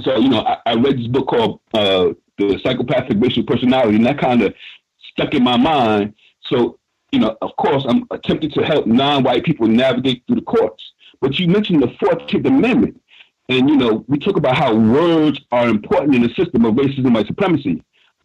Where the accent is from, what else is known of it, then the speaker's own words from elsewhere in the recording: New York City, New York, United States; my school in Harlem